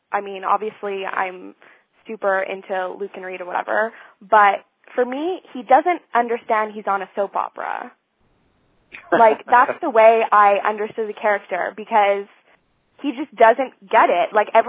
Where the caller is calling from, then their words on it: Montreal, Quebec, Canada; I'm calling from Montreal.